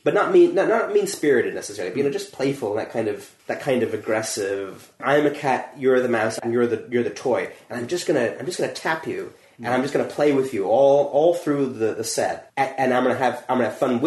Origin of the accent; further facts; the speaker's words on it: United States; accent: American; moved away as an adult; now in United Kingdom; I don't particularly sound like a lot of other Americans, but I do still sound American